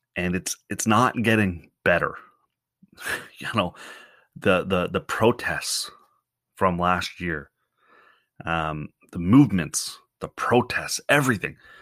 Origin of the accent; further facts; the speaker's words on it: Canada; also born or lived in Ontario; as a Canadian